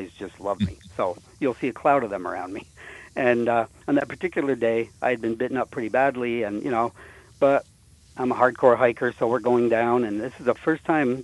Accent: Champlain, New York, United States; I was born and raised in Champlain

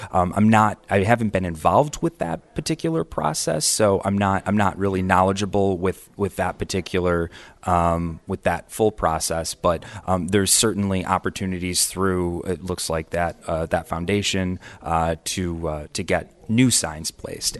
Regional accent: Camillus, New York, United States; now in Geneva, United States; I grew up in Camillus

